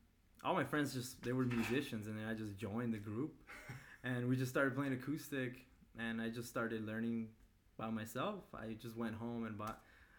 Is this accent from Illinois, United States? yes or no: no; Maywood, California, United States; I'm from Maywood, California. Okay. It's close to the LA area.